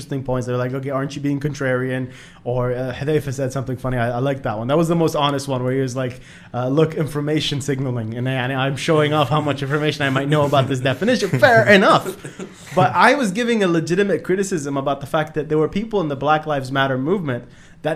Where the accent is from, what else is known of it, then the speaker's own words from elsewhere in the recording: Bahrain; I'm from Bahrain. I'm from the Middle East